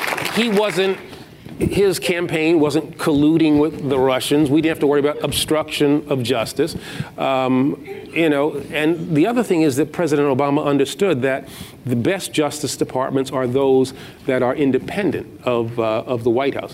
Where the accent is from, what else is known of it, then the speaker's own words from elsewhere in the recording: New York City, New York, United States; I'm from Queens